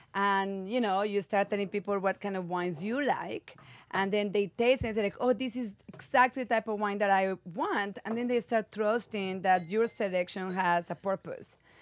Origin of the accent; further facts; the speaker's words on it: Medellín, Antioquia, Colombia; moved away as an adult; also born or lived in South Africa; now in California, United States; I was born and raised in Medellin, Colombia